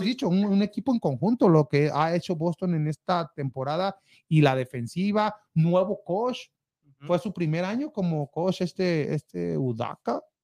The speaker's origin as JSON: {"language": "Spanish", "town": "Guadalajara", "region": "Jalisco", "country": "Mexico", "said": "paisana, paisana, también soy de Guadalajara, Jalisco"}